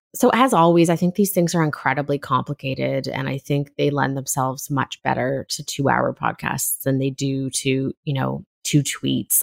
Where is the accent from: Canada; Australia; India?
Canada; Left Coast, British Columbia; kind of strange mix that I grew up in on the Left Coast